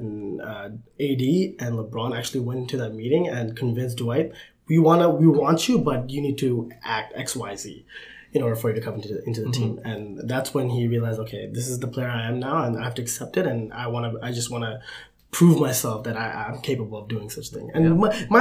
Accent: Canada; as a Canadian, you know, person, and, you know, being from Canada

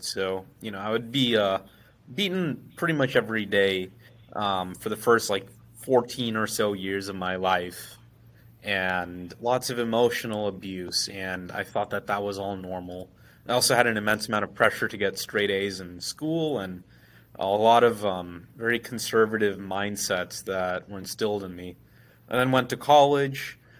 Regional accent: United States; No, I grew up in the States.

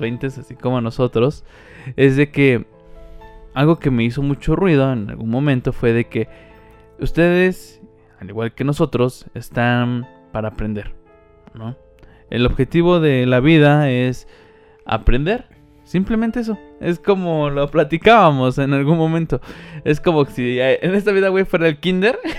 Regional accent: Mexico; Somos mexicanos

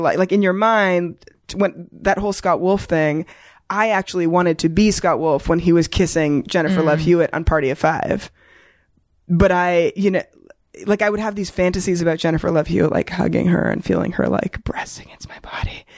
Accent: Toronto, Ontario, Canada; moved away as an adult; also born or lived in New York; now in Los Angeles, United States; I grew up in Toronto.

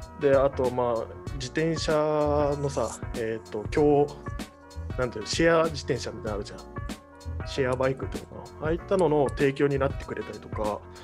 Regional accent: Kagoshima, Japan; moved away; 鹿児島出身

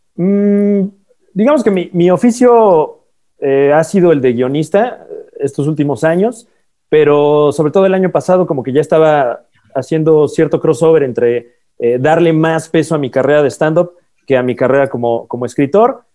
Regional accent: State of Mexico, Mexico; toda la vida de allá del Estado de México, de donde soy

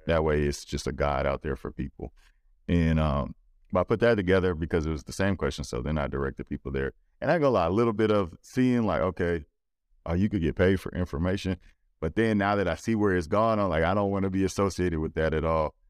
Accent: Louisiana, United States; I'm from Louisiana

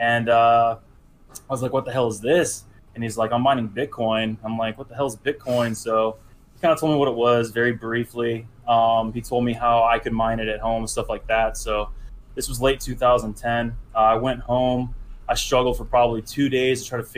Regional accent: California, United States; I grew up in California

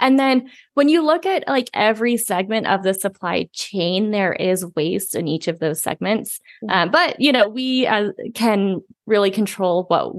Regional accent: Indiana, United States; moved away as an adult; now in Colorado, United States; I moved here 11 years ago for college. So I grew up in Southern Indiana.

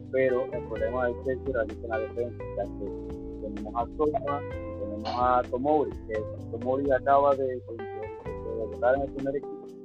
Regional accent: Panama; soy de Panamá.

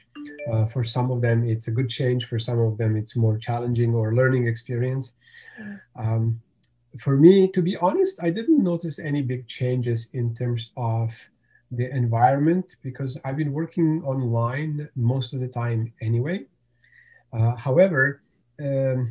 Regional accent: Bosnia & Herzegovina; English is a second language; moved away as an adult; also born or lived in Germany; now in Canada; born in Germany, but I grew up in former Yugoslavia. So there was a country, Yugoslavia, and then in early 1990s, a war started in that area, and I was living in a part that's called Bosnia

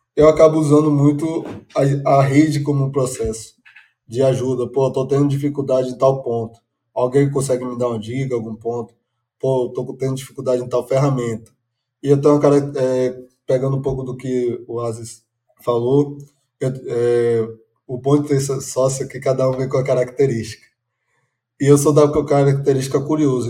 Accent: Salvador, Bahia, Brazil; sou baiano de Salvador

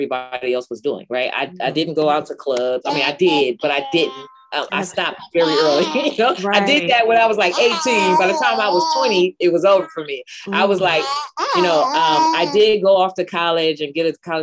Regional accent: San Francisco Bay Area, California, United States; I grew up in the San Francisco Bay Area, of course, in the inner city

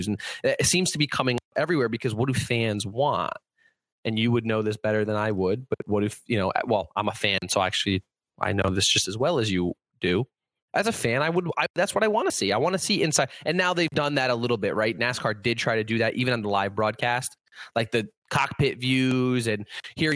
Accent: Connecticut, United States; born or raised there

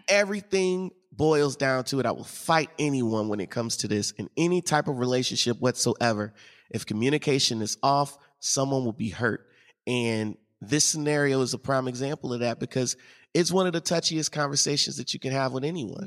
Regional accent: St. Louis, Missouri, United States; I grew up in Saint Louis

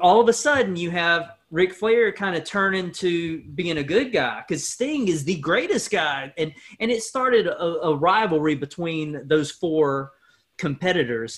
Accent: Stokes County, North Carolina, United States; growing up in Stokes County

